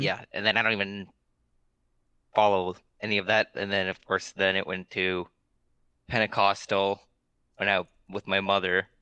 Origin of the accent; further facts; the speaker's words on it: Alaska, United States; we're both from Alaska